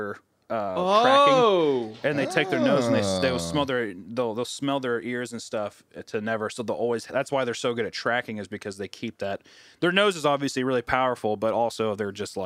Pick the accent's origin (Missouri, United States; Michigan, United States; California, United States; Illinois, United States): Missouri, United States; Kearney; I'm from Kearney, Missouri, which is outside of Kansas City, Missouri